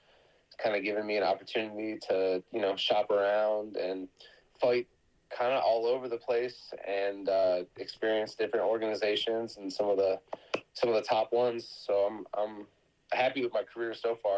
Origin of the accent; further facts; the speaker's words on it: Ohio, United States; also born or lived in Hawaii; now in California, United States; I grew up originally in Ohio, and I grew up wrestling out there